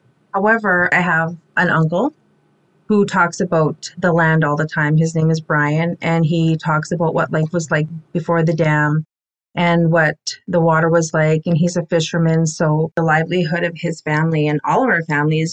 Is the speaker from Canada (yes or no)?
yes; Cree Nation, Manitoba, Canada; I'm from the Musipaistic Cree Nation, and we are smack dab in the middle of Manitoba